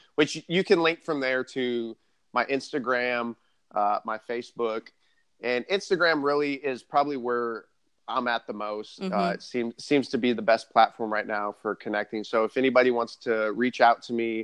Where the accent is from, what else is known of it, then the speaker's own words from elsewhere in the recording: southern Arizona, United States; moved away; I'm from Arizona originally, and they just got snow in like, I'm from southern Arizona, like the desert.